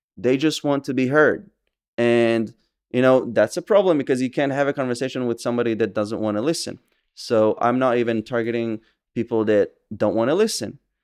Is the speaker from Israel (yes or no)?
yes; Safed, Northern District, Israel; also born or lived in Kadim, Samaria (West Bank); I was born and raised in Israel. I was born in Tzfat in the Upper Galilee